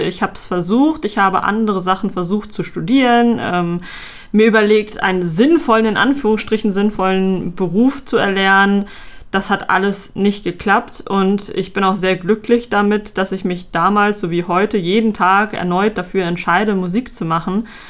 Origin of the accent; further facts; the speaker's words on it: Hamburg, Germany; ich komme aus Hamburg